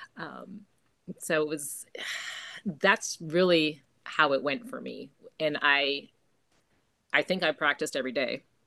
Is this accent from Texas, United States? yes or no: no; Jamestown, New York, United States; moved away as an adult; also born or lived in Hudson Valley, New York / Beacon, New York / Fishkill, New York; now in Jupiter, United States; I am from New York originally, born and raised in Jamestown, which is just southwest of Buffalo